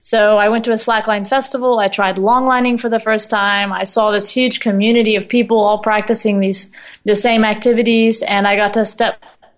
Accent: Austin, Texas, United States; I used to go to this park in my hometown of Austin, Texas, and swim and just hang out under the pecan trees.

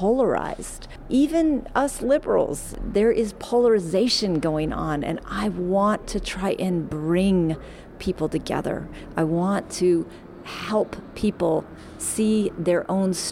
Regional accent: Oakland, California, United States; I'm an Oaklander. I'm a girl that was born and raised and have the incredible honor and privilege of having been elected to lead my hometown

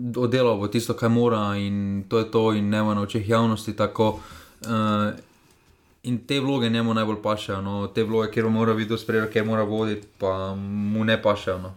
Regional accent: Slovenia; Slovenci smo

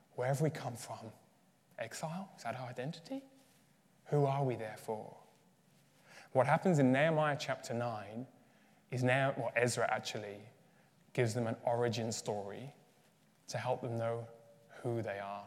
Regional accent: Birmingham, West Midlands, United Kingdom; accent: English; moved away as an adult; also born or lived in Uganda / Leeds; now in Dublin, Ireland; I was raised in Birmingham, so in the Midlands of the UK

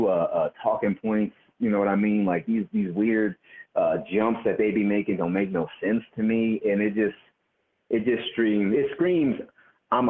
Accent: East Coast, United States; I grew up on the East Coast in my grandmama's kitchen

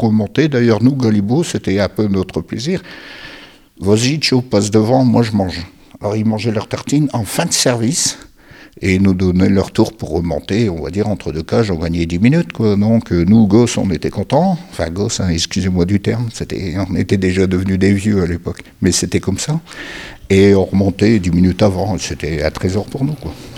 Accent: Billy-Montigny, Hauts-de-France, France; je suis né à Billy Montigny au pied du Terry

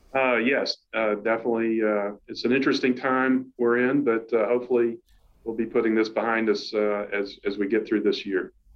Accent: South Carolina, United States; moved away as an adult; although I'm from South Carolina, I had not really been in the state in, in about 10 years

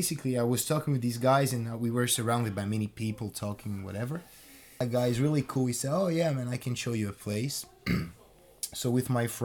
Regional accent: Geneva, Switzerland; now in London, United Kingdom; I went back to Geneva, my hometown.

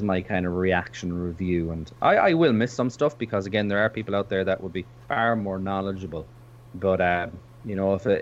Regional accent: Ireland; I'm from Ireland

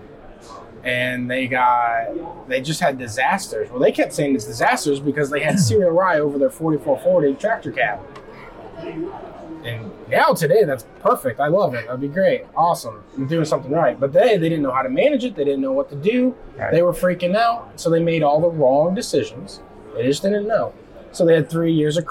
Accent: Golden, Illinois, United States; I'm from Golden, Illinois, which is up by Quincy, west central side of the state. I farm with my dad

